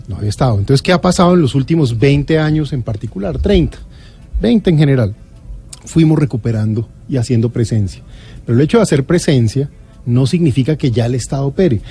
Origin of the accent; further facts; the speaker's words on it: Colombia; confío en mi, patria, confío en mi pueblo, confío en Colombia.